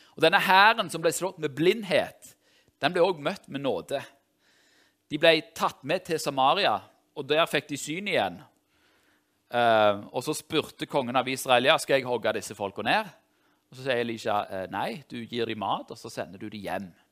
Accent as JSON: {"language": "Norwegian", "town": "Tau", "region": "Rogaland", "country": "Norway", "tie": "born or raised there", "moved": "yes", "said": "jeg er fra Tau i Ryfylke"}